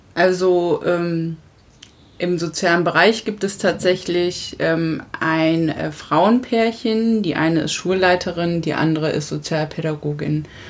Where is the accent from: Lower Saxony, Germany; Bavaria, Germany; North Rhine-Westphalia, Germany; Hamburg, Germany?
Lower Saxony, Germany; southern; moved away as an adult; also born or lived in Hesse / Frankfurt; now in Husum, Germany; ich bin ja auf dem Dorf letztendlich groß geworden im, im südlichen Niedersachsen